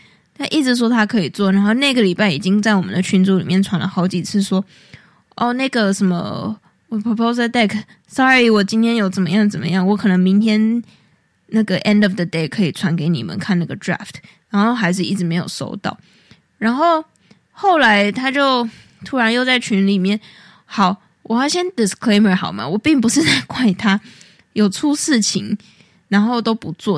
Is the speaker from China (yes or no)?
no; Taiwan; moved away as an adult; now in New York, United States; 身为台湾人呢，我就想说， 这个我们在路上到处都有人在煮这个东西， 然后我们也基本上是从小喝到大的